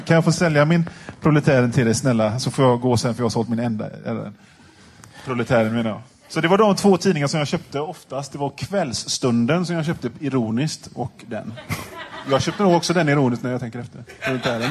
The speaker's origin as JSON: {"language": "Swedish", "town": "Gothenburg", "region": "Västra Götaland", "country": "Sweden", "said": "Jag känner mig kränkt som göteborgare"}